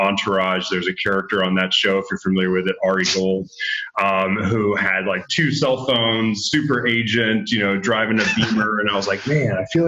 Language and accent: English; Oak Ridge, Tennessee, United States; moved away as an adult; also born or lived in Los Angeles; I grew up in a small town in East Tennessee called Oak Ridge, about 20,000 people